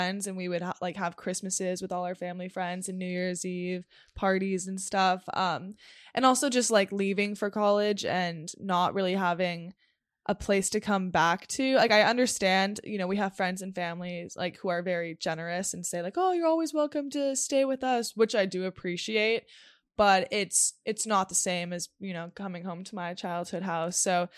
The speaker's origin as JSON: {"language": "English", "town": "Los Angeles", "region": "California", "country": "United States", "tie": "born or raised there", "said": "and I grew up in Los Angeles."}